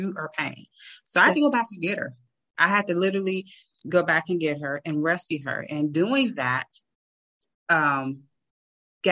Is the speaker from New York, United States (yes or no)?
no; Chicago, Illinois, United States; I'm from Chicago.